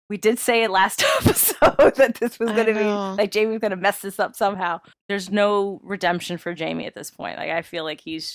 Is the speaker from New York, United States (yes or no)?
yes; New York, United States; I am from New York.